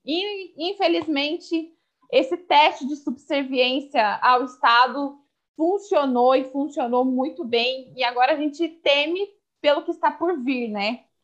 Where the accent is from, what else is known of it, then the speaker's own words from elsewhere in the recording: Sorocaba, São Paulo, Brazil; sou daqui da cidade de Sorocaba